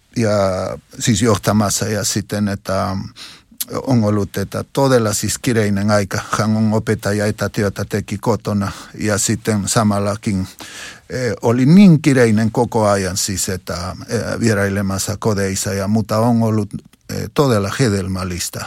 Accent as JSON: {"language": "Finnish", "town": "Huancayo", "region": "Junín", "country": "Peru", "tie": "born or raised there", "second_language": "Finnish", "moved": "yes", "said": "seurakunta Jeesuksen Kotkat seurakunta mun kotikaupungissa Wankajossa"}